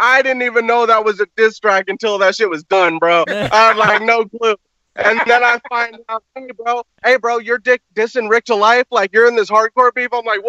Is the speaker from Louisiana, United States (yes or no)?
no; California, United States; I'm from Cali. I'm in LA County right now, just chilling under my fucking giant avocado tree.